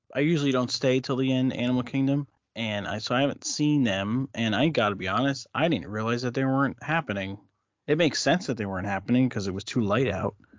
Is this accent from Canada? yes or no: no; New Jersey, United States; growing up in New Jersey